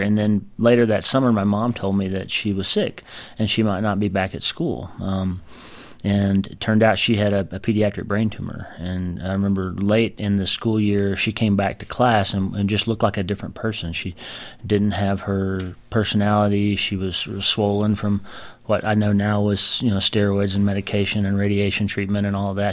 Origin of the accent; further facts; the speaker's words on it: United States; growing up in the United States and practicing in the United States